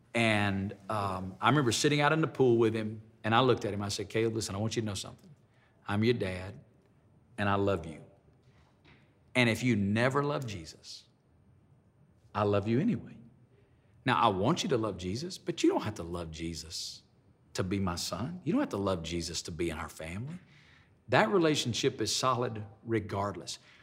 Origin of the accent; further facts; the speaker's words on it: Alabama, United States; moved away as an adult; now in Las Vegas, United States; where I grew up in Alabama